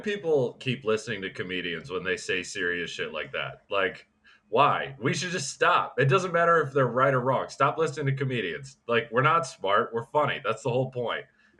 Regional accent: Michigan, United States; I'm from Michigan.

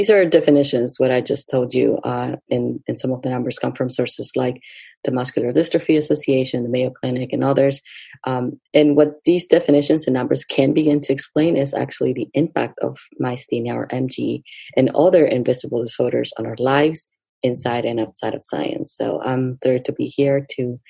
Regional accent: Lima, Peru; now in United States; I was born and raised in Lima, Peru, and I have been in the USA for a number of years.

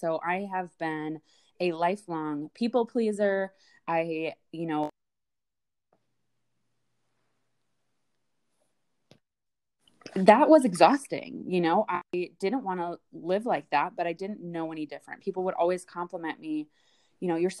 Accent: Midwest, United States; born and raised in the Midwest

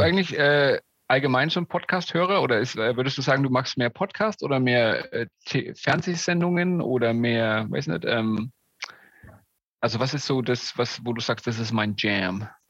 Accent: Germany; now in Atlanta, United States; Als Deutscher

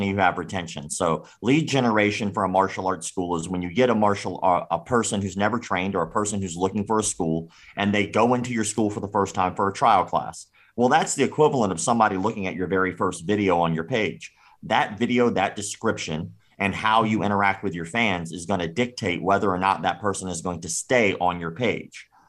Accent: Florida, United States; I grew up in the South. I'm from Florida.

